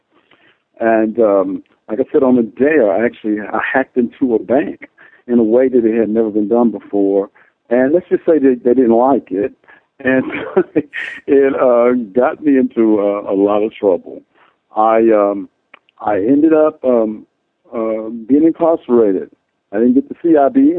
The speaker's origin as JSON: {"language": "English", "area": "Nashville", "region": "Tennessee", "country": "United States", "tie": "born or raised there", "said": "I was born in Nashville, but I grew up in a small town."}